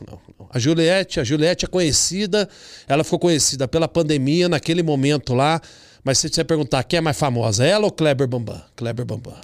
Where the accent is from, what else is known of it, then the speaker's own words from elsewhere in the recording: Campinas, São Paulo, Brazil; moved away as an adult; also born or lived in Porto Seguro; now in United States; Nasci em Campinas